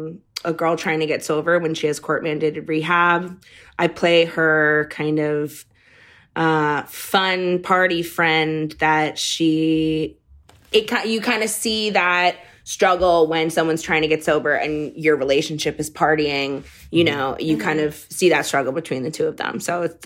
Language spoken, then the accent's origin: English; Massachusetts, United States; Well, it is, you know, I'm from Massachusetts originally. I don't know if you guys knew that.